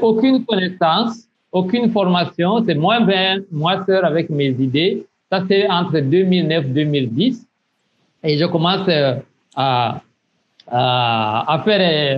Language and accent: French; south of Burundi, Burundi; moved away as an adult; also born or lived in Burkina Faso; je suis burundais. Euh, je suis né au sud du Burundi, euh, où j'ai grandi